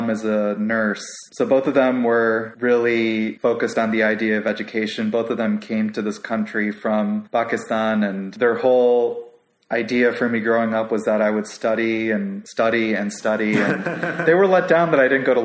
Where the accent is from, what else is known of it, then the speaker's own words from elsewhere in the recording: Chicago, Illinois, United States; moved away as an adult; also born or lived in Skokie, Illinois; now in Houston, United States; I was born in Chicago and went to elementary school in the city. And then my family moved to the suburb around the time I started high school.